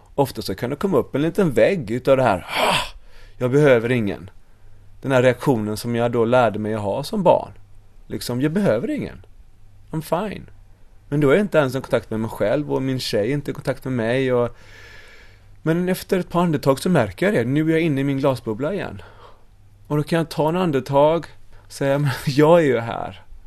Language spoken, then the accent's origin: Swedish; Sweden; moved away as an adult; also born or lived in United States / Bali; jag var ju svensk